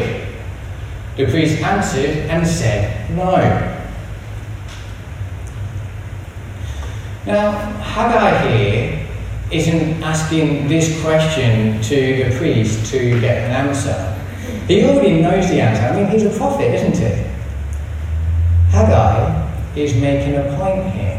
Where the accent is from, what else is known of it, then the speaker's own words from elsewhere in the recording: England, United Kingdom; moved away; So as you can tell from this strange accent, I'm English